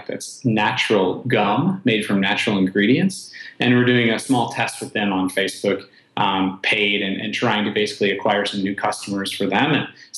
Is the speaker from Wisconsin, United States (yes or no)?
yes; Wisconsin, United States; I am born and raised in Wisconsin